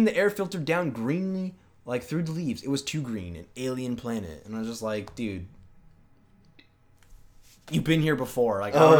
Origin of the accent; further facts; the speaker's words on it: Washington, United States; So like I'm from Washington. So I kind of know like when it will start snowing.